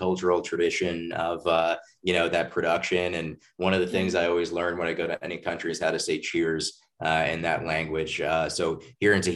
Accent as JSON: {"language": "English", "region": "New Jersey", "country": "United States", "also_born_or_lived": "Maryland / New York City / Montgomery County, Maryland", "moved": "yes", "said": "I'm from New Jersey originally"}